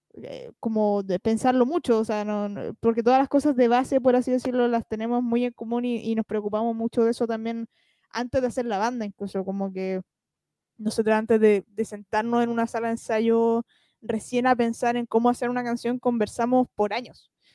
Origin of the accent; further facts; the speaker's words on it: Chile; como chilenos